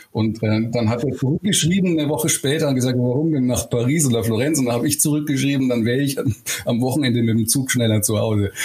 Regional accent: Eichstätt, Bavaria, Germany; Ich komme aus Eichstätt in Oberbayern. Das ist so ziemlich genau im geografischen Mittelpunkt in Bayern. Und genauso, wie man sich das vorstellt, bin ich da auch aufgewachsen.

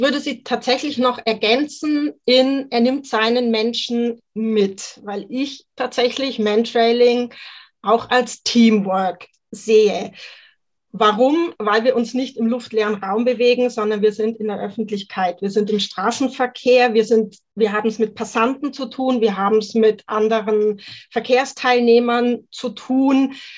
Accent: Mühldorf am Inn, Bavaria, Germany; ich bin aus Mühldorf am Inn in Oberbayern und ich betreibe dort eine kleine auf Mentrailing spezialisierte Hundeschule

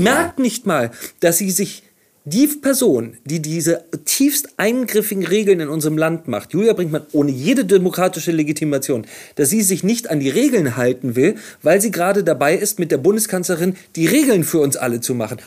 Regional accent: Hamburg, Germany; Ich komme aus Hamburg, äh, gibt es dieses berühmte Video aus dem Jenischpark, da habe ich als Jugendlicher auch ab und zu gesessen mit Freunden

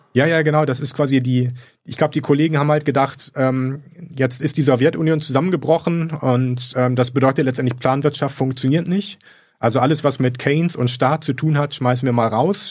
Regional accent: Bremen, Germany; moved away; also born or lived in Göttingen; Ich komme aus Bremen

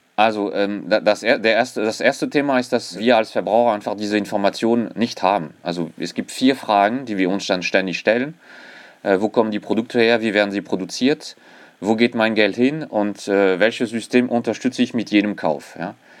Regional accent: France; accent: French; German is a second language; moved away as an adult; now in Germany; ich bin äh, tatsächlich gebürtiger Franzose, allerdings schon seit über 20 Jahren in Deutschland

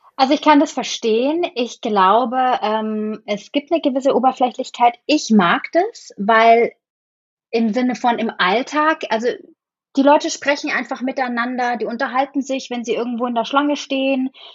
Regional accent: Bamberg, Bavaria, Germany; moved away as an adult; also born or lived in Munich, Germany; now in New York, United States; in Bamberg, wo ich aufgewachsen bin

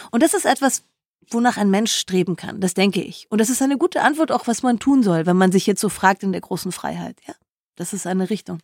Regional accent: Germany; bei uns in Deutschland

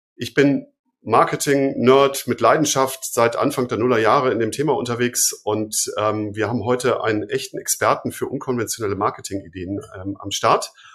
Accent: Fünfseenland, Ammersee area, Bavaria, Germany; ich komme ja so aus dem Fünfseenland, äh, sozusagen Ammersee, die Ecke

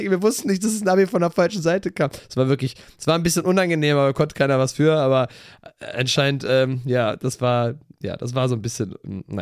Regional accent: Cologne, North Rhine-Westphalia, Germany; wir kommen nicht aus Erkelenz, wir sind natürlich alle Kölner.

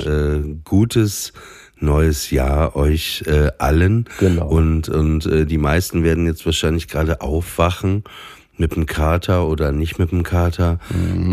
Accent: Papenburg, Lower Saxony, Germany; moved away; in meiner Heimat Papenburg

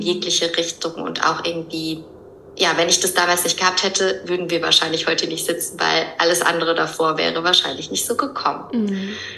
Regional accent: Höhr-Grenzhausen, Rhineland-Palatinate, Germany; moved away as an adult; also born or lived in Cologne; now in Barcelona, Spain; Ursprünglich komme ich aber aus dem Westerwald

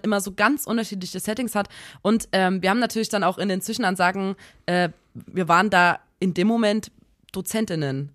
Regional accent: Saxony, Germany; accent: Saxon; dann rutsche ich immer in so ein richtiges Ekelsächsisch rein

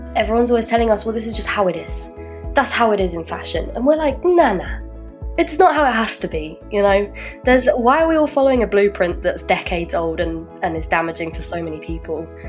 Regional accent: London, United Kingdom; moved away as an adult; now in Germany; I'm from the UK and I'm from London. I moved here about five years ago.

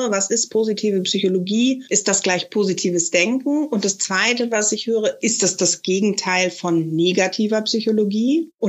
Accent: Netherlands; now in Germany; Ich bin Niederländerin, wohne seit 58 Jahren in Deutschland. Und äh, wenn ich wieder in der Heimat bin, dann bin ich erstmal also wieder ganz mich

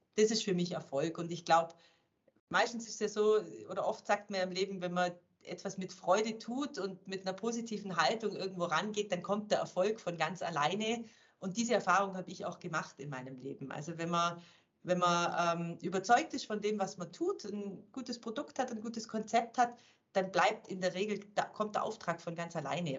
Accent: Germany; moved away as an adult; also born or lived in Switzerland; als Deutscher

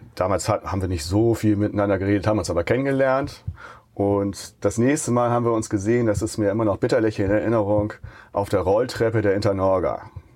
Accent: Buxtehude, Lower Saxony, Germany; ich komme aus Buxtehude

